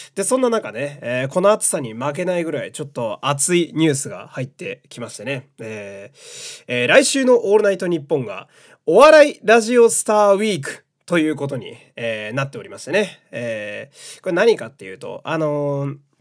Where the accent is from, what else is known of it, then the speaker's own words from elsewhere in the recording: Fukui, Japan; moved away; 出身が田舎福井県なんで